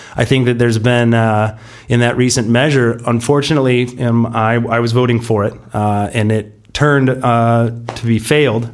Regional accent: San Diego, California, United States; we're from Pacific Beach. We grew up, uh, like you said, together, uh, on the, you know, beaches, uh, right under Crystal Pier

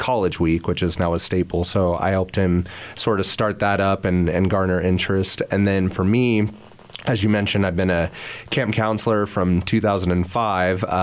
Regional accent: Hays, Kansas, United States; youth director in Hays, Kansas, which is my hometown

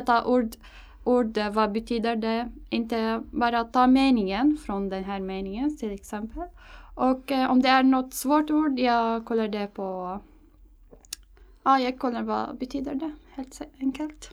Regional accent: Damascus, Damascus Governorate, Syria; Swedish is a second language; moved away as an adult; now in Stockholm, Sweden; jag kommer från Syrien, äh, Damaskus

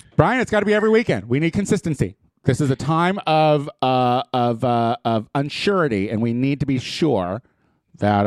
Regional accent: Midwest, United States; I'm from the Midwest

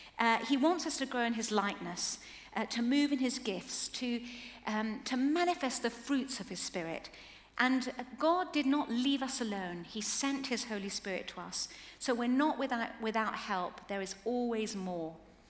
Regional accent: Chile; Now, as we were growing up in Chile, things must have been pretty hard to grow up in quite a lot of sort of, they were quite short of money, there were earthquakes, military coups, a lot of political unrest

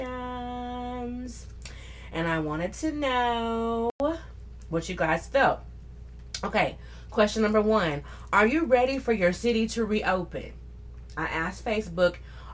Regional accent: the South, United States; accent: southern; with my southern accent

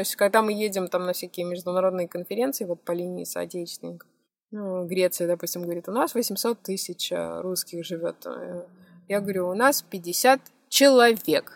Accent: Moscow, Russia; moved away as an adult; now in Albania; я сама из Москвы

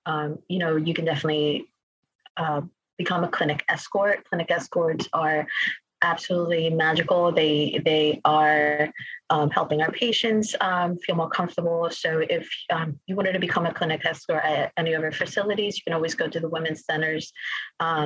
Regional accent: Mexico; moved away; I come from Mexico

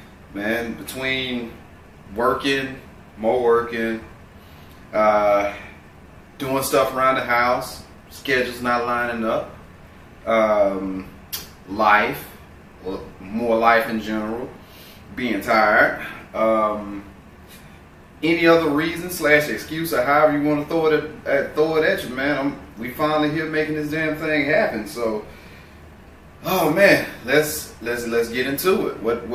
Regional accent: Greensboro, Alabama, United States; also born or lived in Tuscaloosa; Born and raised in a very small town. Well, I was born in Tuscaloosa, and I was raised about 30 miles southwest of Tuscaloosa in Greensboro, Alabama, Hale County, West Alabama.

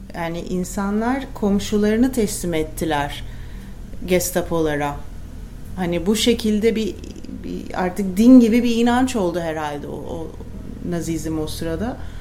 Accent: Turkey; Hani vatandaşlık bağıyla ben Türkiye'ye bağlıyım.

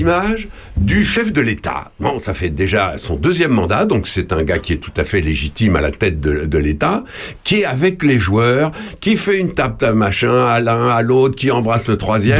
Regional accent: Ardennes, Grand Est, France; je suis originaire des Ardennes, dans le nord de la France

